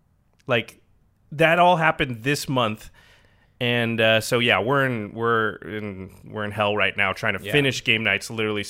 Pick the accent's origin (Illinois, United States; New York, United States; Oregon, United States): Oregon, United States; Portland; moved away; I grew up in Portland, and Trailblazers fans hate the Lakers. Like, we're born and raised that way.